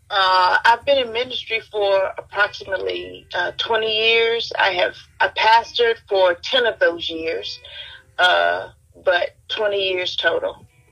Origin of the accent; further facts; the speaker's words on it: Mobile, Alabama, United States; I was born in Mobile, Alabama.